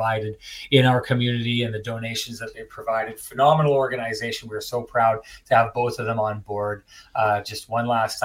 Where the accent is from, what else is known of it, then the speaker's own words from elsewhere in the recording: Lac du Bonnet, Manitoba, Canada; I'm from Lactobani